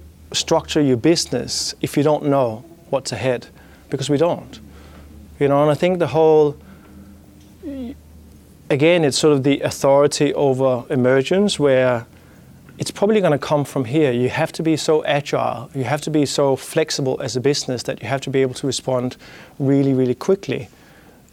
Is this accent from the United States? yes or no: no; Denmark; accent: Danish; English is a second language; my Danish accent